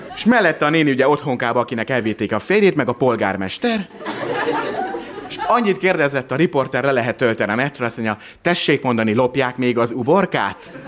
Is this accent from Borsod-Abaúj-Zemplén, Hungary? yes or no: yes; Miskolc, Borsod-Abaúj-Zemplén, Hungary; én Miskolci vagyok